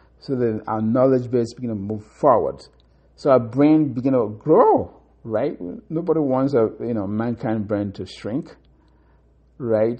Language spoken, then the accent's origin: English; Akokwa, Imo, Nigeria; in Africa, in Nigeria, in my hometown, Akokwa